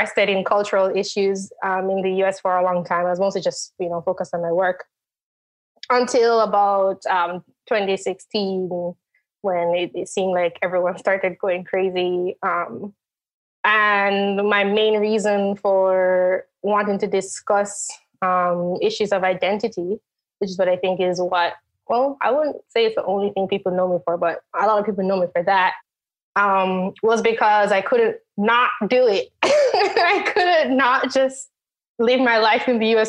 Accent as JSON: {"language": "English", "country": "Jamaica", "tie": "born or raised there", "moved": "as an adult", "lives_now": "United States", "said": "I am from Jamaica, the country, not Jamaica anywhere in the US, because I know there are places with the name. I lived in Jamaica. I was born there and I stayed there until I was 17."}